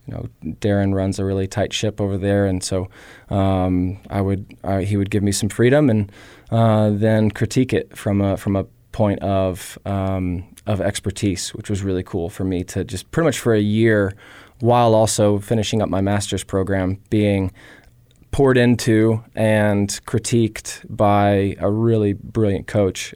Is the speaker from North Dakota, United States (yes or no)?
no; Tennessee, United States; now in Missoula, United States; I grew up in Southern hospitality in Tennessee